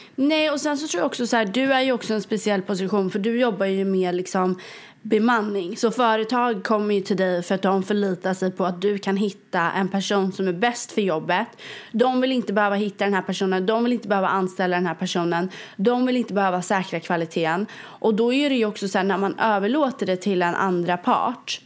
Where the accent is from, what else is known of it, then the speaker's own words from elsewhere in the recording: Sweden; now in New York, United States; jag är ju svensk